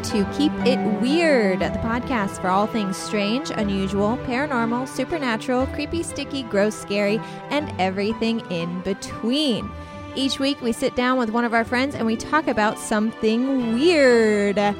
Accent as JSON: {"language": "English", "town": "Centralia", "region": "Illinois", "country": "United States", "tie": "born or raised there", "moved": "yes", "said": "We're from Centralia."}